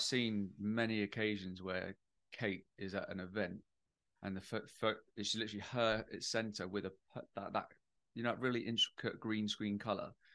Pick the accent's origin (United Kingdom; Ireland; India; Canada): United Kingdom; I'm British